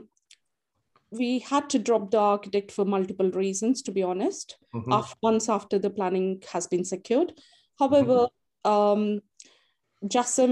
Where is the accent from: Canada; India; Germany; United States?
India; also born or lived in Sandwell, West Midlands; now in United Kingdom; I was born and brought up in India